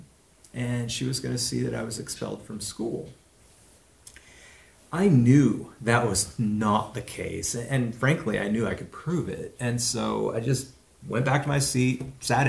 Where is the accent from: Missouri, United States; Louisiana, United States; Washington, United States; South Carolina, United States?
Washington, United States; Walla Walla; growing up in Walla Walla in fourth grade